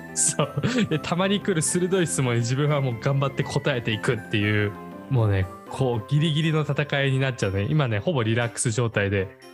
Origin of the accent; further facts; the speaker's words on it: Akita, Japan; 秋田出身でしたけど